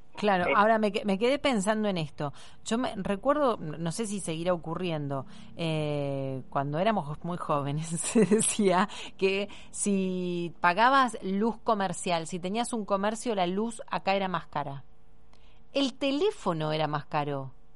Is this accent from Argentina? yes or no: yes; Argentina; como somos los argentinos